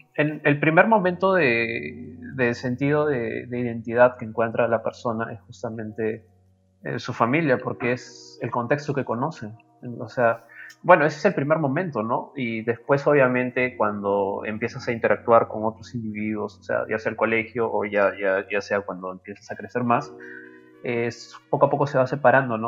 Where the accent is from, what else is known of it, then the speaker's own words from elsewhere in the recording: Peru; qué nos define como peruanos